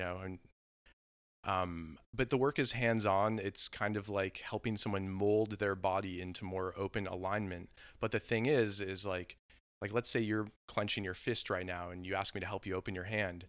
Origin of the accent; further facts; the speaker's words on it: Southern California, United States; I grew up in Southern California